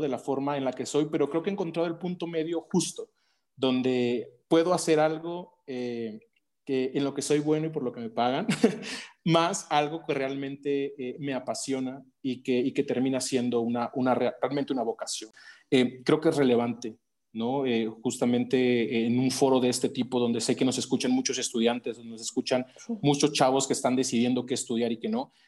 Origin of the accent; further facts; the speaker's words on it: Veracruz, Mexico; en el puerto de Veracruz, eh, de donde soy originario